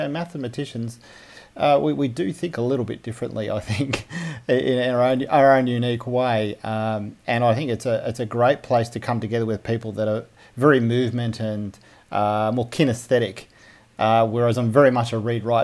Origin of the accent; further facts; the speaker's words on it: Melbourne, Victoria, Australia; I grew up in Melbourne.